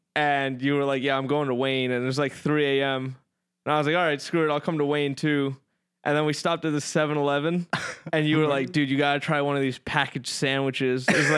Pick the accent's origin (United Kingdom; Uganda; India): India; Because I'm Indian?